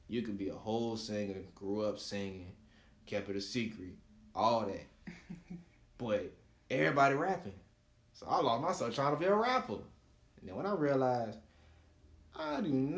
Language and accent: English; South Florida, United States; I'm from South Florida